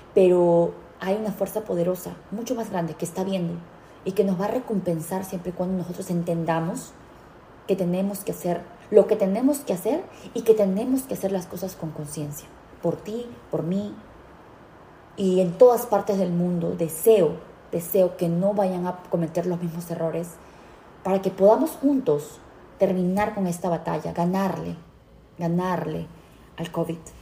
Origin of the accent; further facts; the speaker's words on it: United States; yo, como americana